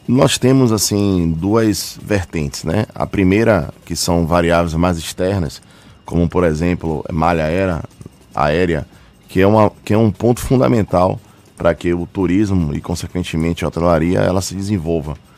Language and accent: Portuguese; Bahia, Brazil